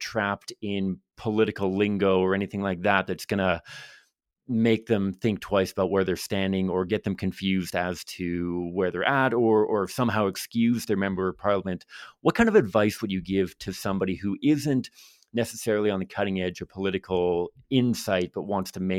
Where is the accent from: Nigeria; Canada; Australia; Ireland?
Canada; Metchosin, British Columbia; i remember growing up in Metchosin British Columbia.